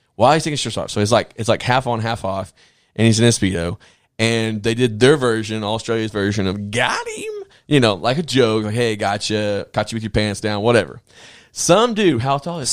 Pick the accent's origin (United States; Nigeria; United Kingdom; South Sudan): United States; the South; I'm from the South.